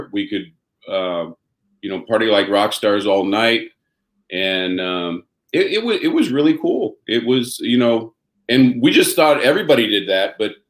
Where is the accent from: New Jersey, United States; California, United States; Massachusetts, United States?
California, United States; Buena Park; I was born and raised here in Buena Park, California. Buena Park is in, it's where Knott's Berry Farm is. If people have been hearing about Knott's Berry Farm. So I grew up about a quarter mile away from Knott's Berry Farm.